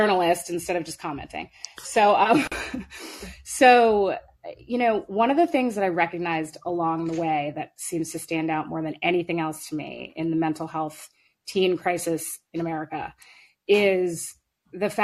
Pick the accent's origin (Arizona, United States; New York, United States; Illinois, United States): New York, United States; New York City; now in Marblehead, United States; I'm like from Park Slope and now I live in Marblehead